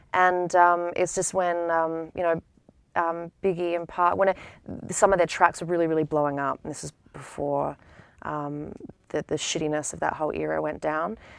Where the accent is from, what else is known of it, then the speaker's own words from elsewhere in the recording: Adelaide, South Australia, Australia; moved away as an adult; now in United States; growing up in Adelaide